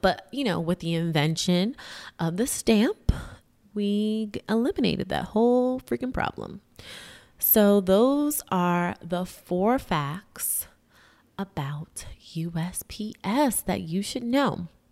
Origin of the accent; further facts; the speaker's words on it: New York City, New York, United States; also born or lived in Massachusetts; as a New Yorker, as a Harlemite